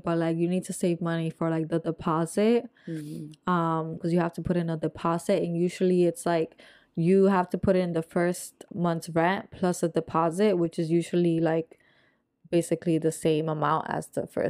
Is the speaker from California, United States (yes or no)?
no; New Jersey, United States; I'm from North Jersey.